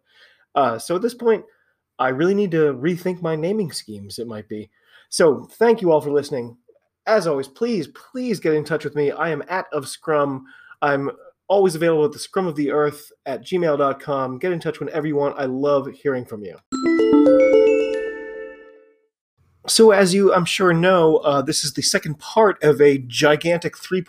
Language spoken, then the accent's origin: English; United States; I'm an American rugby fan